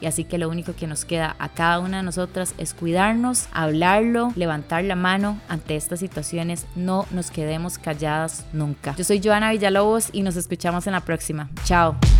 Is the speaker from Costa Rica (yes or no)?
yes; Costa Rica; moved away as an adult; now in United States; Soy una tica que vive en Estados Unidos hace casi tres años.